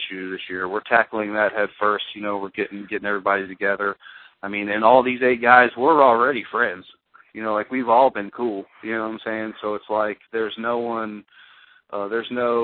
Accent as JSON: {"language": "English", "country": "United States", "tie": "born or raised there", "said": "I grew up in America"}